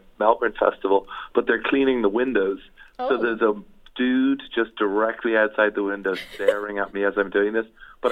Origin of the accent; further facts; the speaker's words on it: Ireland; I come from Ireland